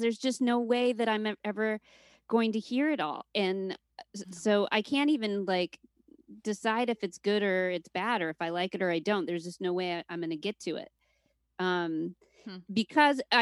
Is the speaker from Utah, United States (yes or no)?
yes; Utah, United States; also born or lived in Seattle, Washington; now in Brooklyn, United States; Utah, growing up in Utah, we were the only family that wasn't Mormon